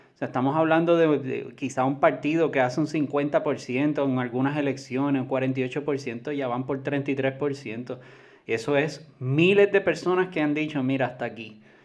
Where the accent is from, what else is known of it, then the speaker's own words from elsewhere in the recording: Puerto Rico; como puertorriqueño